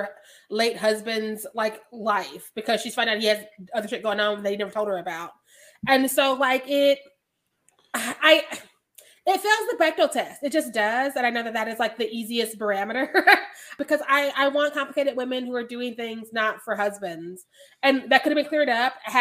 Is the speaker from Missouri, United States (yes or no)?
yes; Missouri, United States; I'm from Missouri